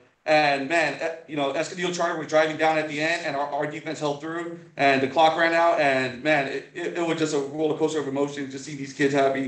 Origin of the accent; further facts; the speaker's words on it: San Diego, California, United States; I'm from San Ysidro, born and raised.